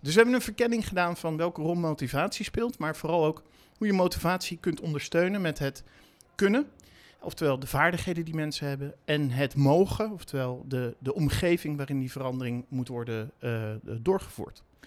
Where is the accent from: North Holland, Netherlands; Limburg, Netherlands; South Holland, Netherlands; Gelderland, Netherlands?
South Holland, Netherlands; The Hague; ik heb in mijn jeugd in Den Haag gewoond en daar gewerkt in een van de eerste videotheken die daar was.